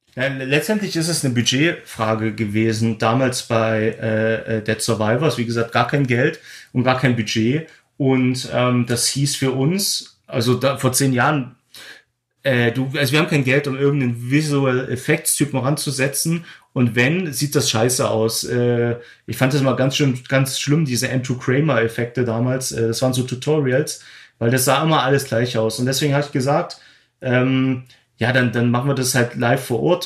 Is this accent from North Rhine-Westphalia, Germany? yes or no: no; Glauchau, Saxony, Germany; moved away as an adult; now in Berlin, Germany; ich habe in Klauchau gedreht, meine Heimatstadt